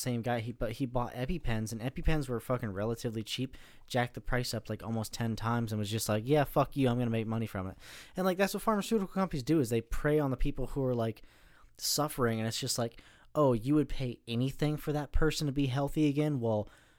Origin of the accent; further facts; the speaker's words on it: United States; No, being an American